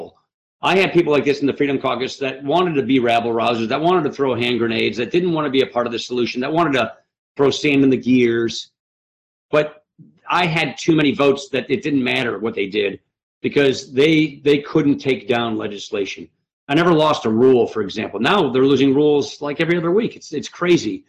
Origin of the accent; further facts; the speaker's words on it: Wisconsin, United States; I'm from Wisconsin, so I pronounce it MAGA